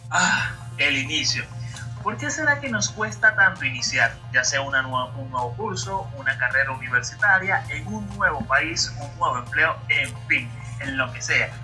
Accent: Barlovento, Miranda, Venezuela; moved away as an adult; also born or lived in Caracas; now in Guatire, Venezuela; Soy nativo de Barlovento, actualmente resido en la ciudad de Guatirá hace aproximadamente, hace aproximadamente 8 años

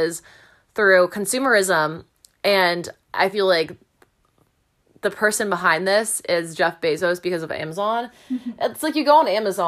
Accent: Canada; I'm a Canadian

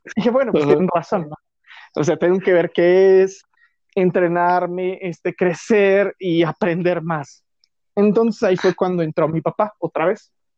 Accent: Mexico City, Mexico; also born or lived in Guerrero; yo soy de la Ciudad de México, y este, solo que mis papás les ofrecieron un trabajo muy bueno en Guerrero y viví seis años en Guerrero nada más, de los, de, como de un año hasta los cinco. O sea, fue poquito tiempo. Y ya de ahí, pues me vine aquí a la Ciudad de México. Y ya toda mi vida ha sido en la Ciudad de México

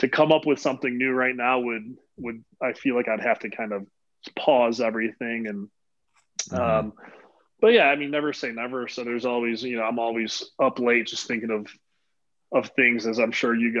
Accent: right outside of Chicago, Illinois, United States; right outside of Chicago.

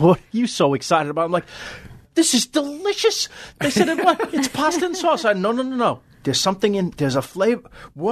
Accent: New York, United States; I'm from New York

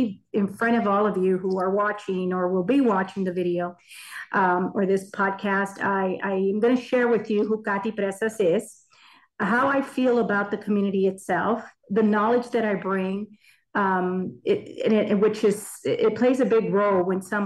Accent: Brownsville, Texas, United States; Born and raised in Brownsville, Texas, graduated from the school district

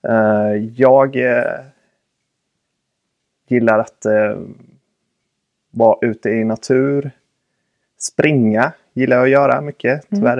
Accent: Väderstad, Östergötland, Sweden; Jag eh, är uppvuxen i en liten ort som heter Väderstad. Jag är östgöte.

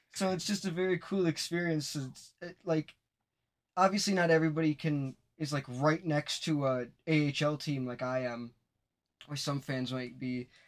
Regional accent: Wisconsin, United States; I grew up in Wisconsin. I'm still in Wisconsin

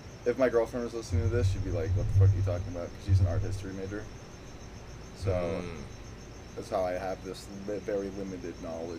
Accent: Scottsdale, Arizona, United States; I grew up in Scottsdale.

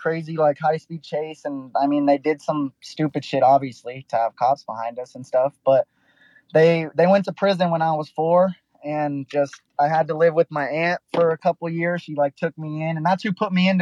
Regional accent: Santa Clarita, California, United States; moved away; also born or lived in Texas; I grew up in a place called Santa Clarita

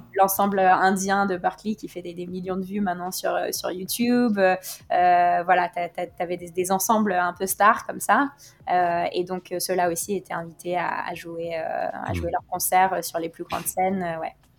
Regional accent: Norway; now in Paris, France; on est des Norvégiennes qui ne s'assument pas complètement

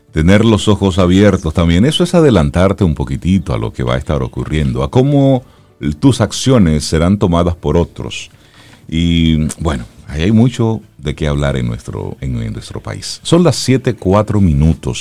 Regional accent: Cibao, Dominican Republic; soy del Cibao. En mi casa eh, hay una mata de aguacate.

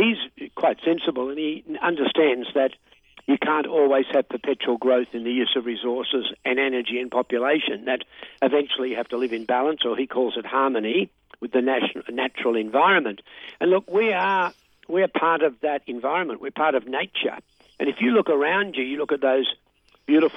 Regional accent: Australia; I'm an Aussie.

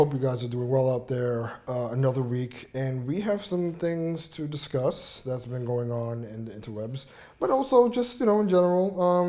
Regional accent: United States; I am from the United States of America, as my mom would say. This is my country, not hers.

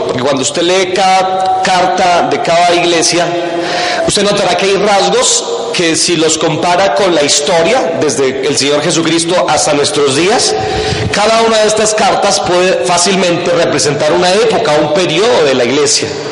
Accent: Boyacá, Colombia; por lados de mi tierra, de Boyacá

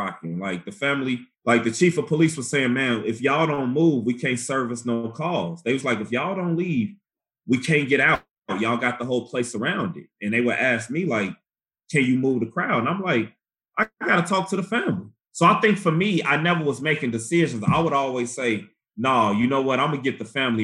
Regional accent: Chicago, Illinois, United States; moved away; I was, of course, growing up in Chicago

